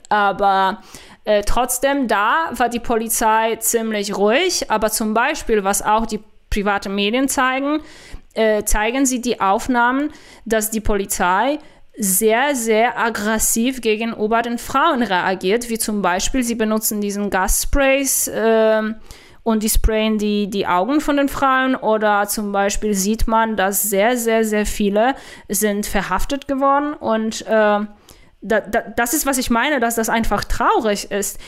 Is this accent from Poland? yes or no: yes; Poland; German is a second language; now in Germany; Ich werde nie eine Deutsche sein, ich bin eine Polin